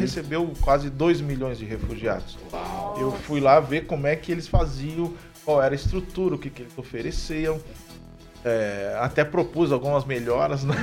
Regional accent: São Paulo, Brazil; moved away as an adult; now in Maringá, Brazil; eu sou natural de São Paulo, estava em São Paulo

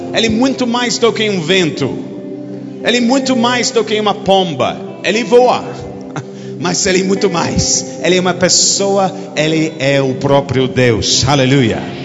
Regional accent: United Kingdom; Portuguese is a second language; Você nunca ouviu um britânico pregando

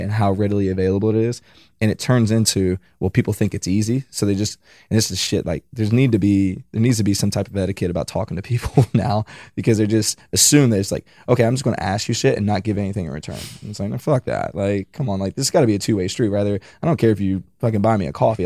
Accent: mountains of Virginia, United States; moved away as an adult; also born or lived in Kentucky; now in California, United States; I'm from the fucking mountains of Virginia, like, hillbilly shit

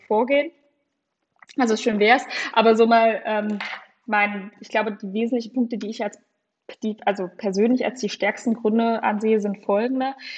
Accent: Saxony-Anhalt, Germany; now in Jena, Germany; ich wohne zwar jetzt in Jena, deswegen kenne ich die Unterschiede auch so gut, aber ich komme zwar aus Sachsen-Anhalt, aber das ist mit Thüringen da relativ vergleichbar, total aus dem ländlichen Raum

